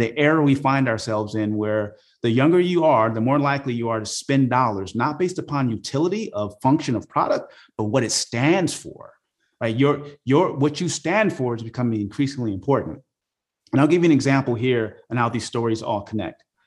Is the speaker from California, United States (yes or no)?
yes; Oakland, California, United States; growing up in Oakland, California during the 80s, it was a rough place